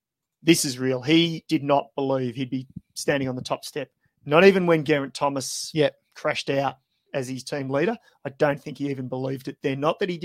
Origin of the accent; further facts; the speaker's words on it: Australia; I'm really proud as an Aussie